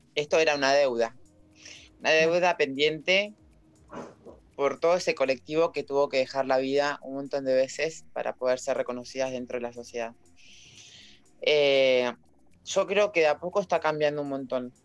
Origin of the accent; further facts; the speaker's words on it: La Plata, Buenos Aires Province, Argentina; yo soy de La Plata